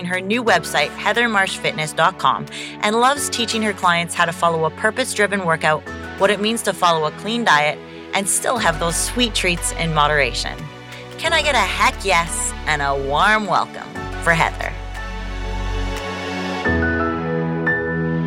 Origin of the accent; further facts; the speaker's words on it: Canada; I'm Canadian